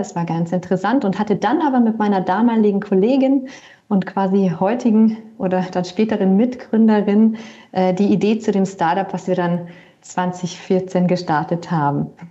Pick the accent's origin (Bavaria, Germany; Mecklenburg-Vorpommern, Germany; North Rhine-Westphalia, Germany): Bavaria, Germany; moved away as an adult; also born or lived in Berlin / Lake Constance; ich komme ursprünglich aus Bayern